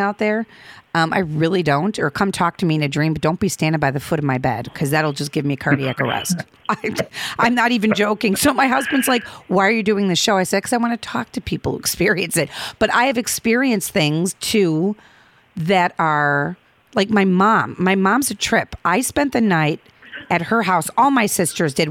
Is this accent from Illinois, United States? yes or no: yes; Chicago, Illinois, United States; I'm from the Midway Airport